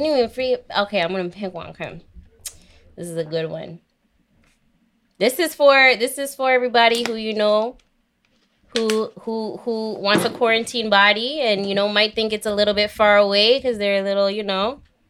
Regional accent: Jamaica; I'm Jamaican too, so I'm allowed to say that. Don't judge me because of my voice. Yeah. Shout out Jamaica.

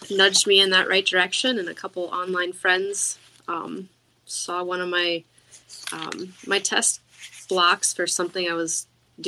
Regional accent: Pennsylvania, United States; I grew up in Amish country or near Amish country

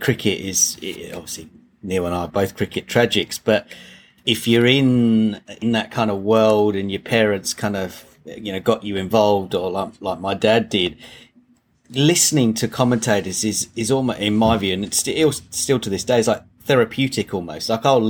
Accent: England, United Kingdom; He didn't know me from a bar of soap, and we're from England.

